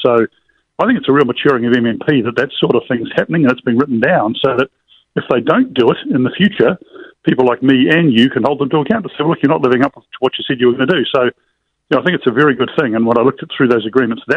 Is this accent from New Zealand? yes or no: yes; New Zealand; as a New Zealander